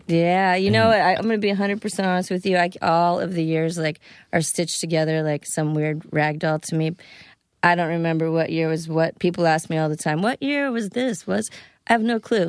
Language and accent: English; Florida, United States; also born or lived in Fairfax, Virginia; I grew up in Florida.